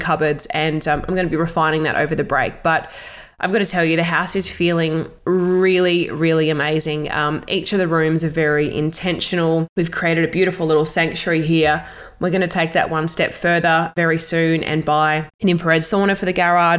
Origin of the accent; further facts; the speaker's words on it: Australia; also born or lived in Melbourne; back in my hometown